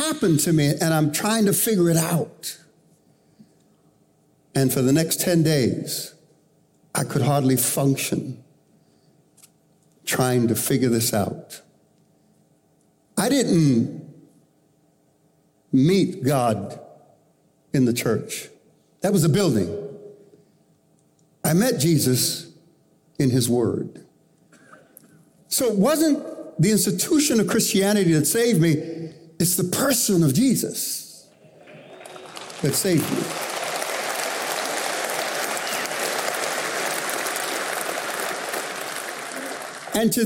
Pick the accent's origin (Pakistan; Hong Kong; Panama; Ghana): Panama; now in United States; I was born in Panama, and we left Panama to come to the United States to make a new start